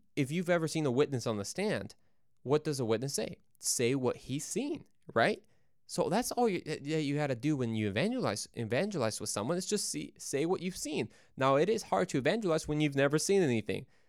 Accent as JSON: {"language": "English", "country": "Mexico", "said": "Yo soy mexicano, yo soy de Mexico, uh, so I'm from Mexico"}